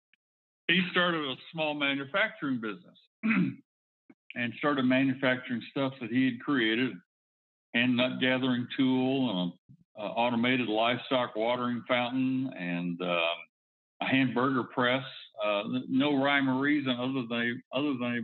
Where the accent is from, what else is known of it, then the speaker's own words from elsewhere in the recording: Foley, Alabama, United States; also born or lived in Fairhope, Alabama; I was actually born in Fairhope, but I grew up in Foley, which is just east of Fairhope